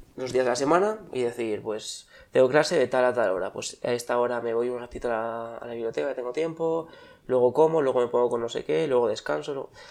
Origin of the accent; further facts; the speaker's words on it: Bilbao, Basque Country, Spain; moved away as an adult; also born or lived in Madrid; nací en Bilbao y aquí estoy. Aunque estuve una temporada afuera.